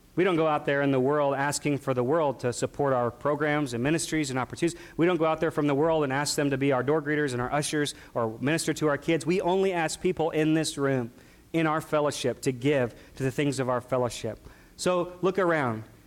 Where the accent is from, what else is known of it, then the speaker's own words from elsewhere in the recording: near St. Louis, Missouri, United States; We, we grew up near St. Louis